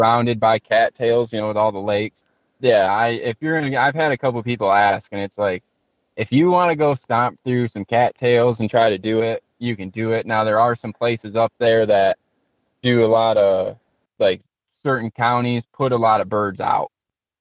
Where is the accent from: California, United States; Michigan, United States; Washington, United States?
Michigan, United States; I'm from Michigan